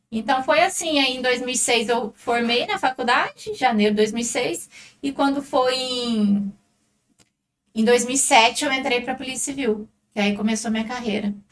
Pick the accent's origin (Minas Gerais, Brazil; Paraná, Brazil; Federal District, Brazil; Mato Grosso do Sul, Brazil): Minas Gerais, Brazil; Pouso Alegre; Eu sou de Pouso Alegre, minha naturalidade é daqui, só que meus pais são de fora.